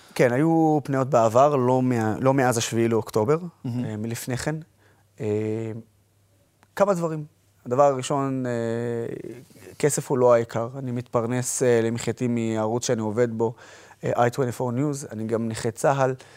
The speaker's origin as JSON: {"language": "Hebrew", "country": "Israel", "said": "אני ערבי שבא מישראל"}